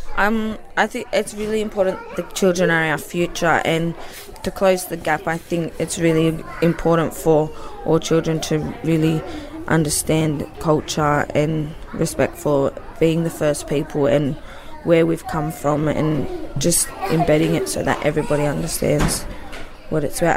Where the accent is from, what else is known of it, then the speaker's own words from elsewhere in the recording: Wollongong, New South Wales, Australia; my dad's Aboriginal and we're from Wollongong